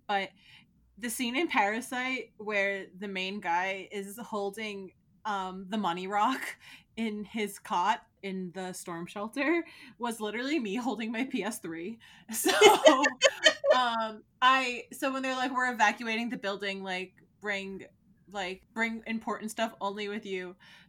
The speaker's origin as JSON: {"language": "English", "region": "New Jersey", "country": "United States", "tie": "born or raised there", "said": "So even though I do live in New Jersey and I grew up in New Jersey, so New Jersey got it way worse than Connecticut."}